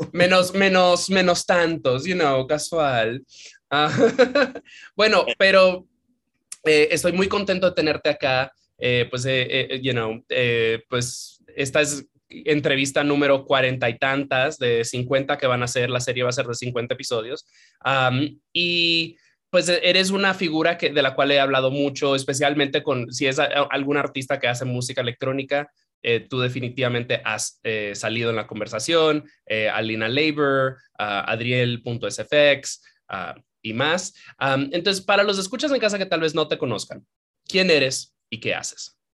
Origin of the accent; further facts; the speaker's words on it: Santiago de los Caballeros, Santiago, Dominican Republic; yo criándome en Dominicana, yo me crié en Santiago